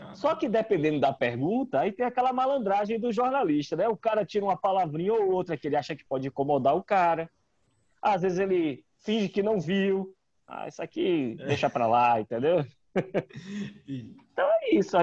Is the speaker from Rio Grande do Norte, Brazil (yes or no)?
yes; Natal, Rio Grande do Norte, Brazil; moved away as an adult; also born or lived in Ceará; now in Salvador, Brazil; Eu não sou baiano, né? Uhum. É, eu sou cearense, mas é, cresci em Natal. É, eu fui morar em Natal pequeno, minha família é toda cearense, mas eu fui morar em Natal, minha mãe foi transferida do trabalho e tal, e eu é, cresci em Natal. Então eu vivi em Natal dos 5 aos 23